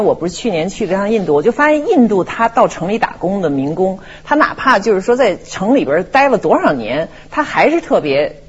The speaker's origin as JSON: {"language": "Chinese", "country": "China", "said": "我中国人好赌"}